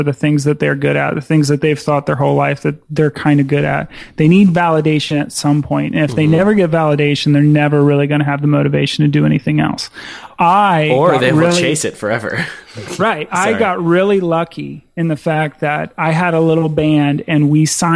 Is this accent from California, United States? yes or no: no; Dayton, Ohio, United States; I'm from Dayton, Ohio, man. Like, we're a manufacturing town.